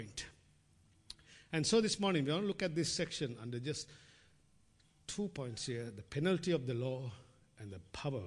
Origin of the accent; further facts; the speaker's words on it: Sri Lanka; moved away; growing up in Sri Lanka